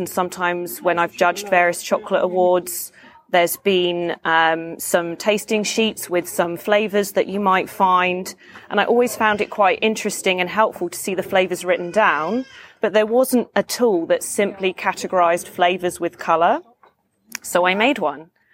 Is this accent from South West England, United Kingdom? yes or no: no; London, United Kingdom; I'm from London.